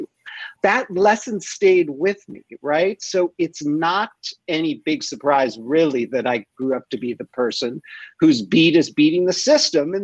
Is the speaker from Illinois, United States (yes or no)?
yes; Chicago, Illinois, United States; I grew up in Chicago